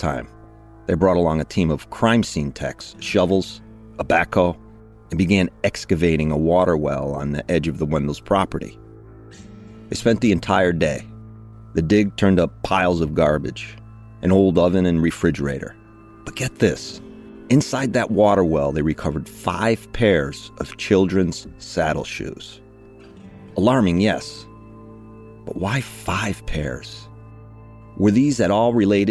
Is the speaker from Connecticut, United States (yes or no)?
yes; Ellington, Connecticut, United States; they relocated to my hometown, Ellington, Connecticut.